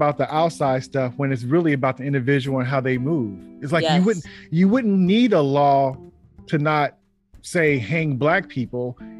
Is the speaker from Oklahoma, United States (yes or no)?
no; Bay Area, California, United States; I think I kind of lucked out being growing up in the Bay Area and with just a variety of everything.